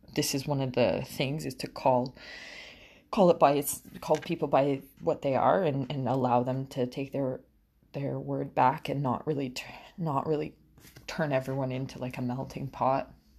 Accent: Portugal; moved away as an adult; now in Canada; I grew up in Portugal

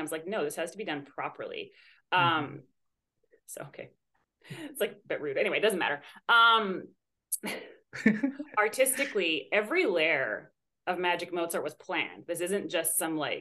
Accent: Canada; moved away as an adult; now in United States; I'm from Canada originally, and I'm a dual citizen with Canada and Greece, but I've been in the States the last couple of years.

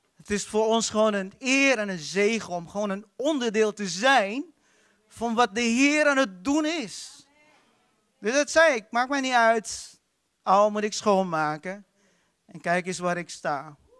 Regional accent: Philippines; now in Netherlands; Ik kom uit de Filipijnen

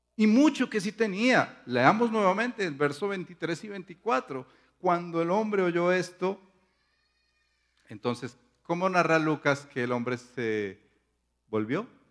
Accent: Paisa region, Antioquia, Colombia; está siendo paisa en este caso. Eh, ustedes saben que en nuestra cultura somos así exagerados

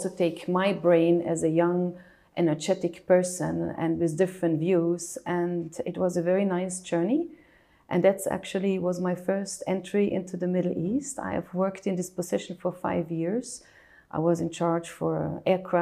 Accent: Tyrol, Austria; now in United Arab Emirates; I was born and raised in Austria, in Tyrol, in a very picturesque place in the mountains of Austria.

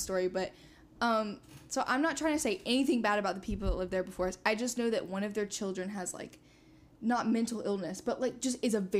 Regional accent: Georgia, United States; also born or lived in Indiana; So I grew up in South Georgia for the most part.

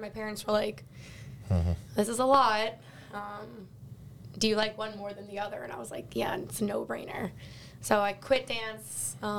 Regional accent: Long Island, New York, United States; moved away as an adult; now in West Virginia, United States; growing up on Long Island, I didn't have to leave Long Island until I was probably, like, 12 or 13 years old. I probably didn't even have to travel more than, like, half an hour from my hometown.

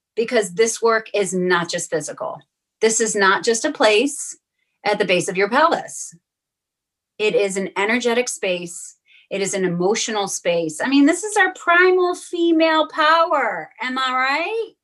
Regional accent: Western New York, United States; I grew up in Western New York

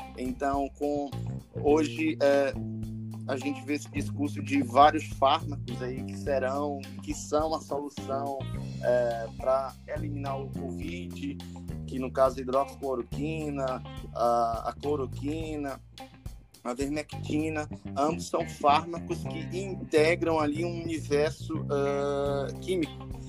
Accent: Teresina, Piauí, Brazil; moved away as an adult; now in Alta Floresta, Brazil; sou natural de Teresina, Piauí, ali no Nordeste

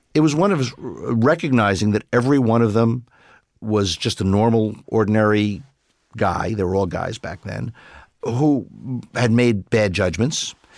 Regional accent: New York City, New York, United States; I grew up in Brooklyn

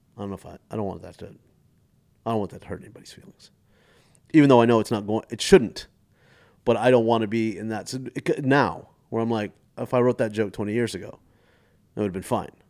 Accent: Mesquite, Texas, United States; also born or lived in Stephenville, Texas / London; growing up in Mesquite with Indian parents

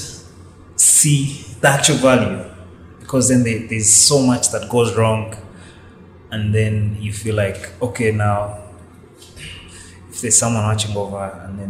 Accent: Uganda; growing up in Uganda just throws so many disappointments at you

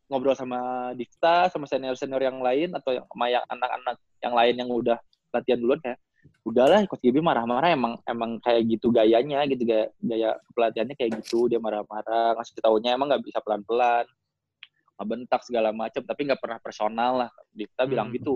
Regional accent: West Java, Indonesia; ini kita orang Sunda gitu kan?

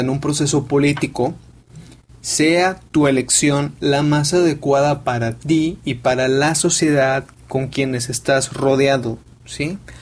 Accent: Mexico; yo soy mexicano

